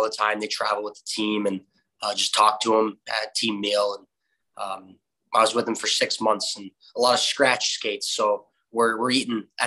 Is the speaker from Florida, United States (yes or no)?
yes; Florida, United States; my hometown where you and I and Timmy Kent all grew up playing against each other, with each other at Hertz Arena